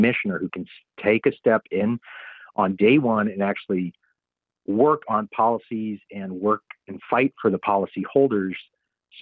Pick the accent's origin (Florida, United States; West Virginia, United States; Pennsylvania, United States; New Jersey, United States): Florida, United States; moved away as an adult; now in North Carolina, United States; I grew up in Florida